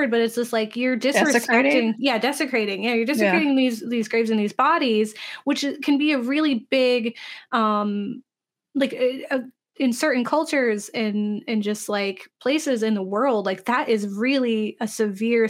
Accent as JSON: {"language": "English", "region": "Florida", "country": "United States", "tie": "born or raised there", "said": "when I grew up in the South, in Florida, there we had this really small church that we attended"}